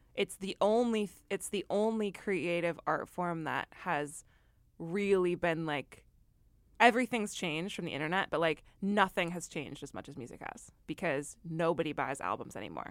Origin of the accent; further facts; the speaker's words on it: Midwest, United States; I'm from the Midwest